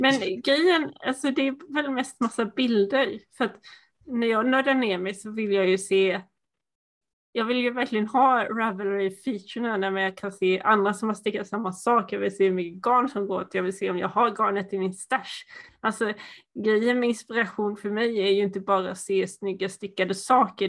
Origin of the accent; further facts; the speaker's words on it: Sweden; accent: Småland dialect, some Dalarna dialect; mitt småländska mumlande